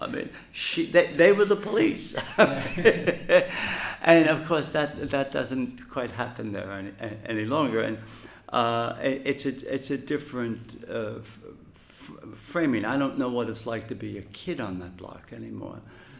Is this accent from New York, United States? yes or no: yes; New York City, New York, United States; I was born in Methodist Hospital on 6th Street between 7th and 8th Avenue in Brooklyn, in Park Slope. And I grew up in Park Slope between 43 and really 1964, I think.